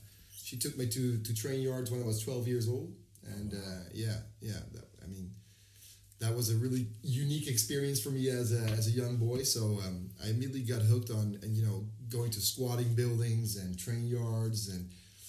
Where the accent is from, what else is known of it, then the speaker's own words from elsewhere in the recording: small town near Amsterdam, North Holland, Netherlands; now in Amsterdam, Netherlands; Well, I'm originally from a small town near Amsterdam. which by American standards would be considered a suburb.